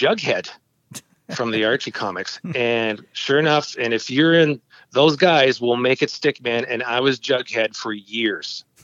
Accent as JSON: {"language": "English", "town": "Oshawa", "region": "Ontario", "country": "Canada", "tie": "born or raised there", "said": "I was born and raised in Oshawa for up till the age of 42."}